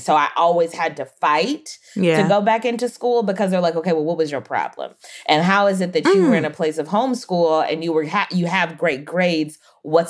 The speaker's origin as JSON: {"language": "English", "town": "Los Angeles", "region": "California", "country": "United States", "tie": "born or raised there", "also_born_or_lived": "Michigan", "said": "I moved to the San Fernando Valley, which I've like only known Los Angeles and the Valley"}